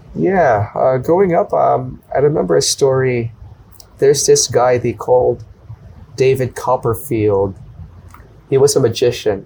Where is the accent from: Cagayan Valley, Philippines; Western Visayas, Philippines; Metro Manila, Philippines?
Metro Manila, Philippines; Manila; moved away as an adult; now in Bangkok, Thailand; born and raised in the capital city. It's called Manila.